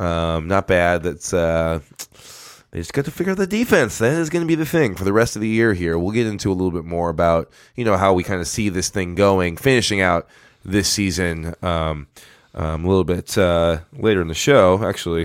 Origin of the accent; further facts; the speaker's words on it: Farmington, Minnesota, United States; we come from Farmington